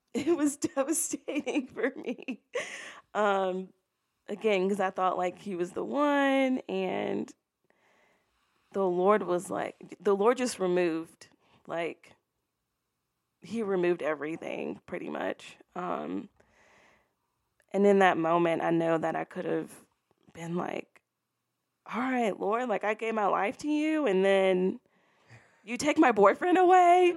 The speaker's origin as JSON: {"language": "English", "town": "Baton Rouge", "region": "Louisiana", "country": "United States", "tie": "born or raised there", "said": "I was born and raised in Baton Rouge, Louisiana."}